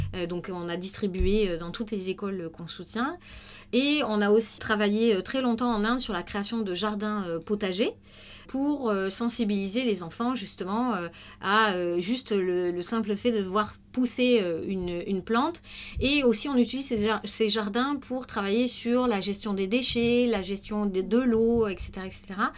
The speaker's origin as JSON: {"language": "French", "area": "Tarn", "region": "Occitania", "country": "France", "tie": "born or raised there", "moved": "yes", "lives_now": "Paris, France", "said": "maintenant je suis parisienne, mais avant j'habitais en zone rurale dans le Tarn, j'ai été confrontée très très vite en fait euh, aux problématiques paysannes dans mon, dans mon village"}